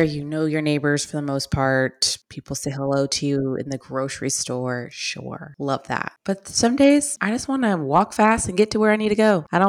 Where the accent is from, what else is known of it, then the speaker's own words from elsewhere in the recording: Texas, United States; moved away; also born or lived in Alabama / Los Angeles; My mom's from Pennsylvania, but that's about it. My dad's from Georgia. I'm from Texas and I went to school in Alabama.